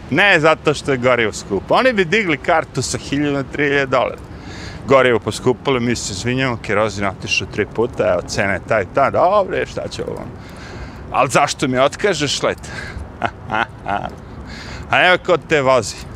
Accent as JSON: {"language": "Croatian", "country": "Serbia", "moved": "yes", "lives_now": "United States", "said": "kod nas u Srbiji"}